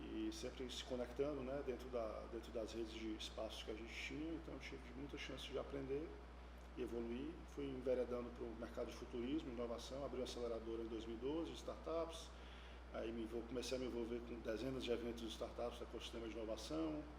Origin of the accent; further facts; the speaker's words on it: Ceará, Brazil; sou cearense, né? de pai, mãe, avô e avós.